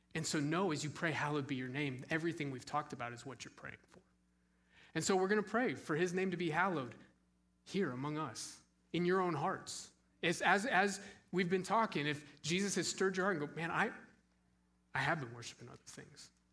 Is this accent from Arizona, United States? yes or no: yes; Scottsdale, Arizona, United States; moved away; I grew up in Scottsdale, Arizona.